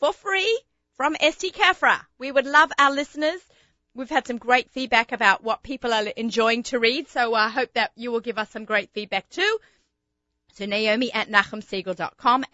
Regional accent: Sydney, New South Wales, Australia; moved away; growing up in Australia

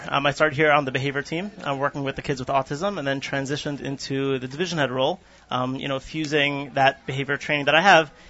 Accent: New York City, New York, United States; moved away; Staten Island, originally.

